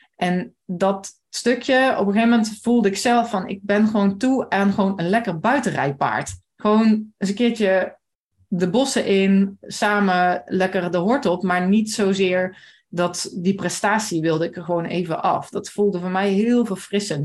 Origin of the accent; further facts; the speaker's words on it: Maasbree, Limburg, Netherlands; ik kom uit Maasbree